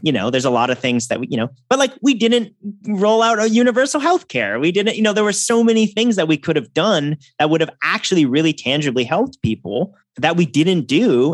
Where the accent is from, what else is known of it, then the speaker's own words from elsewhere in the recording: Massachusetts, United States; from my home state, Elizabeth Warren